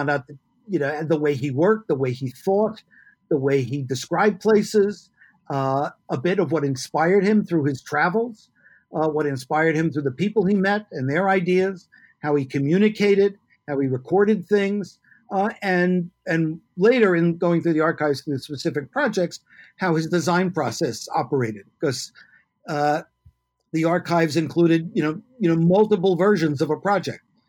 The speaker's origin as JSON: {"language": "English", "town": "New York City", "region": "New York", "country": "United States", "tie": "born or raised there", "also_born_or_lived": "San Francisco / Muncie, Indiana", "moved": "as an adult", "lives_now": "Oregon, United States", "said": "I grew up in New York City"}